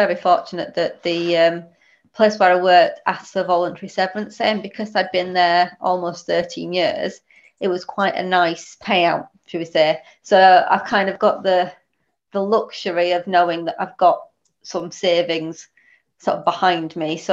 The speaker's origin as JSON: {"language": "English", "town": "Huddersfield", "region": "Yorkshire and the Humber", "country": "United Kingdom", "moved": "yes", "lives_now": "Stalybridge, United Kingdom", "said": "I'm originally from Huddersfield, so officially the wrong side of the hill, but currently live in Stalybridge"}